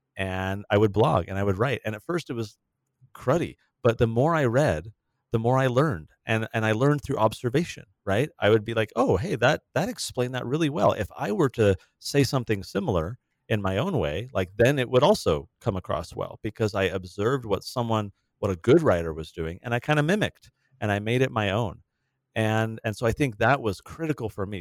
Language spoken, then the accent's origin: English; San Diego, California, United States; moved away; the city where we grew up in San Diego